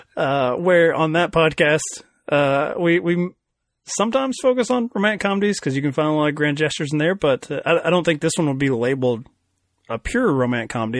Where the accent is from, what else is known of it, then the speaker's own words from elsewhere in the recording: Kentucky, United States; I'm from Kentucky.